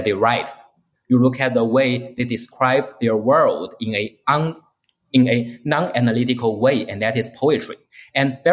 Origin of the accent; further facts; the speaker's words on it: China; I grew up in China in the 1990s and in the early 2000s